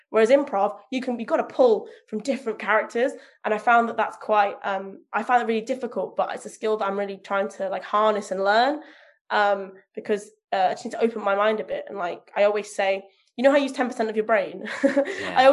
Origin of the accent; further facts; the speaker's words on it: Leicester, East Midlands, United Kingdom; now in North of England; I live in the north of England, so my accent stands out rather than well, I should sound like this from Leicester, but actually I sound like this.